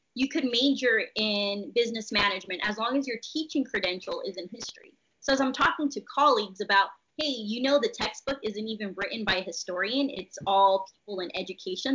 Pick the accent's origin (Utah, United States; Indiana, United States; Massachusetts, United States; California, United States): California, United States; Visalia; I am from Visalia, California, which is right in the middle of California